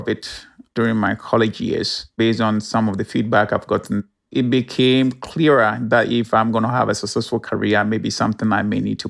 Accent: Ghana; English is a second language; moved away as an adult; also born or lived in Minnesota, United States; now in Wisconsin, United States; I am originally from Ghana, West Africa.

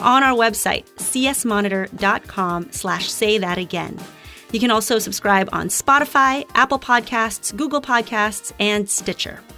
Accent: Philippines; moved away; growing up in the Philippines, I think we understood almost implicitly there was value in learning English

